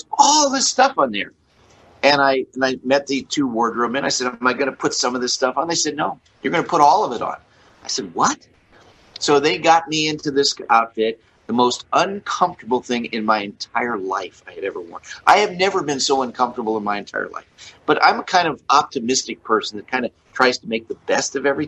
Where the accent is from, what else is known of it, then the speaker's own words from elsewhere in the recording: Beverly Hills, California, United States; I grew up in Beverly Hills, California